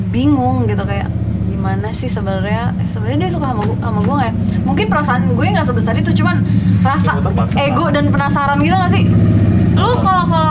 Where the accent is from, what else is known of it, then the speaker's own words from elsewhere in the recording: Jakarta, Indonesia; gue dari Jakarta